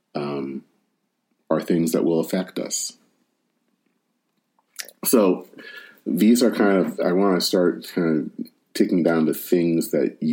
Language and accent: English; Michigan, United States; my home state of Michigan